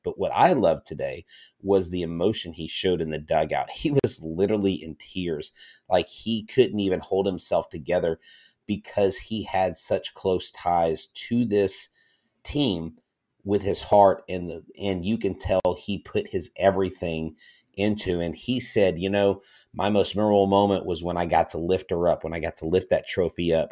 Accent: Florida, United States; moved away; Florida, all of Florida. That's my home state

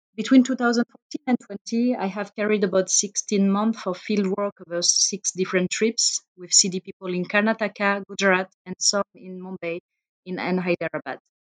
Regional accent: suburbs of Paris, Île-de-France, France; English is a second language; moved away as an adult; I grew up uh, in the suburbs of Paris, where I lived until I was 20

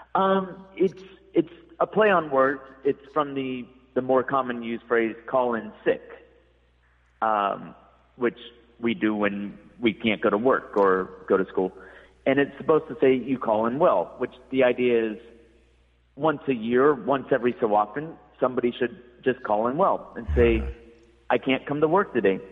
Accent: United States; moved away as an adult; also born or lived in Malaysia / Laos; now in China; I'm from the United States

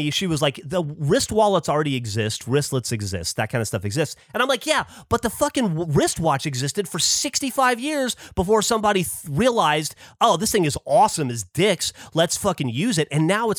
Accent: the South, United States; I am from the South

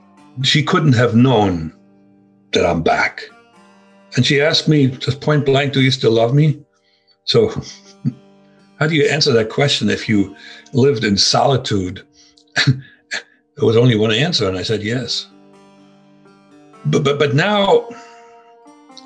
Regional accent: Germany; accent: German; English is a second language; moved away as an adult; also born or lived in East Germany; now in United States; my German accent

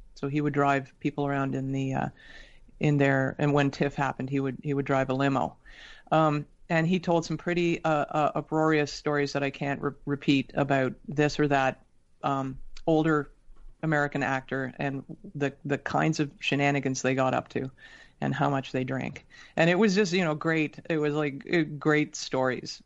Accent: Toronto, Ontario, Canada; also born or lived in Sydney, Australia; I was born in Toronto and very quickly thereafter we moved to Australia.

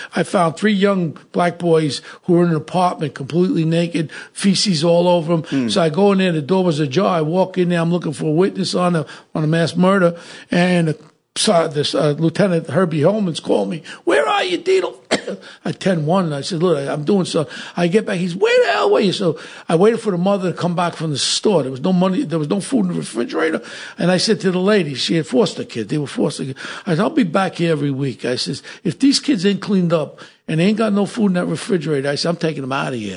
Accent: New York City, New York, United States; I grew up in Ozone Park, neighboring right by City Line

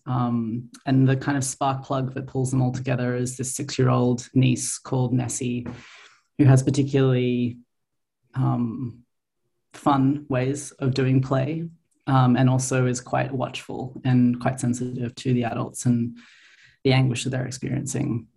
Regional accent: Australia; moved away as an adult; now in Montreal, Canada; I grew up in Australia

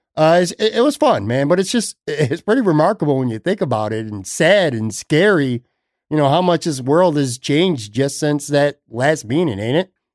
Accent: Buffalo, New York, United States; now in Sarasota area, United States; my hometown of Buffalo

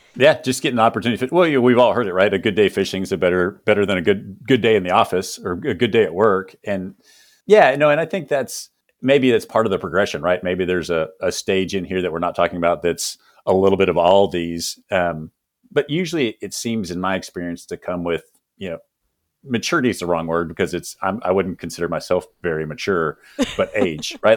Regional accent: Texas, United States; growing up in the South here in Texas

